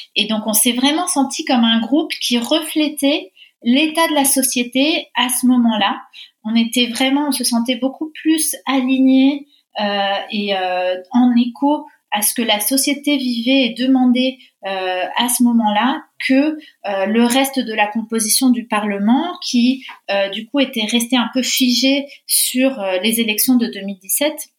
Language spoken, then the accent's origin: French; Argentina; moved away as an adult; now in France; je viens d'Argentine, de, de, parents argentins. J'ai vécu là-bas pendant 20 ans, donc euh, j'ai été moi-même française de l'étranger